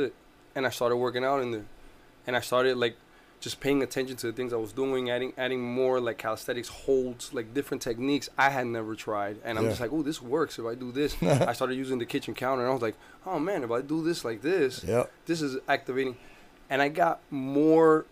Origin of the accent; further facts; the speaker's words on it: Newark, New Jersey, United States; now in Orlando, United States; I come from Jersey. I'm from Newark, New Jersey